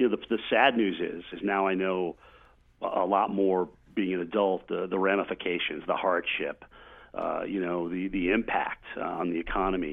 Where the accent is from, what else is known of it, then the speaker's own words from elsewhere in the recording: Vermont, United States; growing up in Vermont